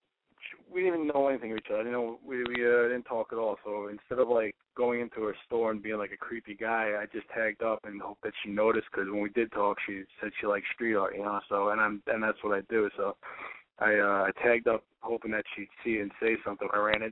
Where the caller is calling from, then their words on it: New York, United States; from New York, and I'm 29.